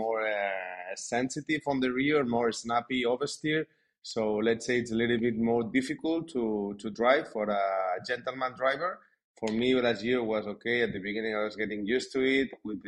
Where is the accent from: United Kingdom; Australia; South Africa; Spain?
Spain; I was born in Spain